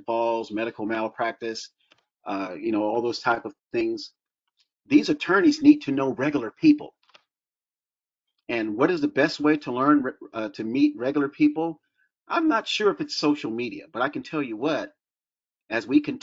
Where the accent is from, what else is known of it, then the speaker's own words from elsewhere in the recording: Florida, United States; growing up in Florida